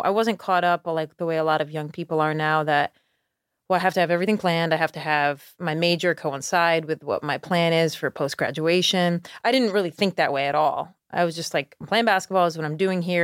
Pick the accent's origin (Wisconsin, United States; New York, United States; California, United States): New York, United States; Schenectady; now in Charleston, United States; I grew up in Schenectady